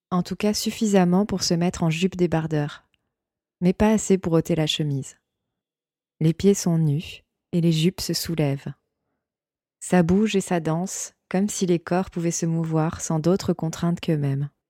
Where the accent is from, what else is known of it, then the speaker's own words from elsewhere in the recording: Boulogne-Billancourt, Île-de-France, France; also born or lived in Vendée; j'ai grandi à Paris